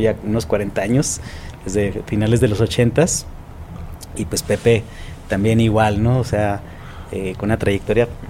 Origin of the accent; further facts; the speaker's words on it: Tijuana, Baja California, Mexico; yo soy originario de Tijuana